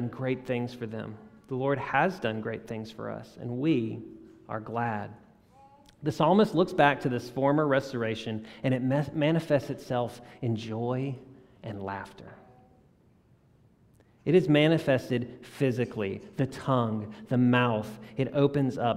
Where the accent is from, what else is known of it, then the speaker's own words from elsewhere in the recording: South Louisiana, United States; now in Jackson, United States; I grew up in South Louisiana